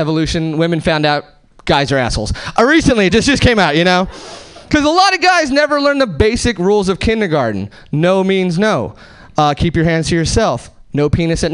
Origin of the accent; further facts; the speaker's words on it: Hesperia, California, United States; now in Seattle, United States; I'm actually from Southern California originally. Nowhere famous, just like the Mojave Desert, Hesperia, California